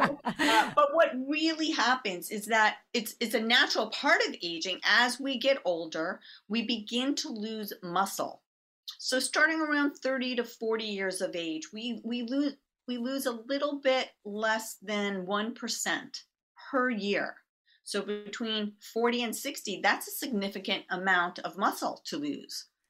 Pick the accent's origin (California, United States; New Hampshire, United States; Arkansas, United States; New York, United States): New York, United States; I'm from New York